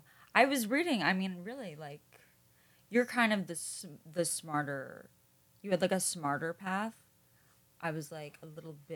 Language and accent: English; New York, United States; I'm from New York.